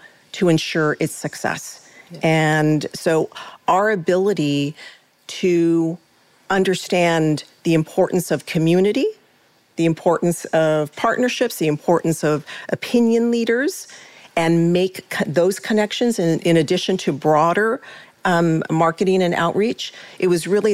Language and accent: English; United States; I am an American